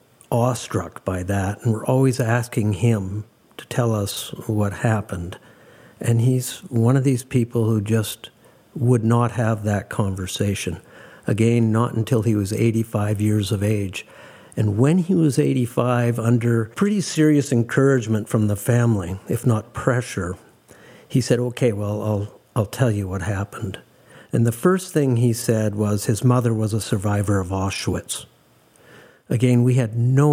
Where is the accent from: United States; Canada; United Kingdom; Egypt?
Canada; Calgary, Alberta; on May 27th, 1953, for better or worse, I was born in Calgary